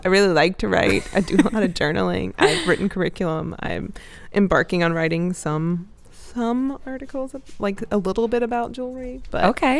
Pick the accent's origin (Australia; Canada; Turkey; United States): United States; the South; No, I'm from the South.